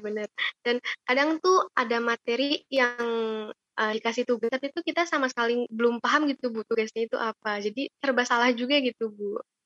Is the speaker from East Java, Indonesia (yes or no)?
no; Bandung, West Java, Indonesia; asalku dari Bandung